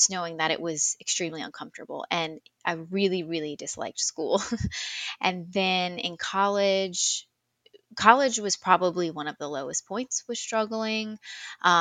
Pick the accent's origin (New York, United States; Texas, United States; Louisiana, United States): Louisiana, United States; South; also born or lived in Colorado; born and raised in South Louisiana, moved around a little bit, but yeah, for the most part, I have always lived here.